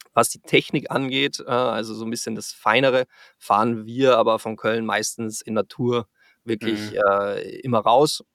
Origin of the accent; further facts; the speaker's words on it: Salzburg, Austria; moved away as an adult; also born or lived in Frankfurt area, Germany / Canada; now in Cologne, Germany; Ich komme ursprünglich aus Österreich, äh, aus dem schönen Salzburg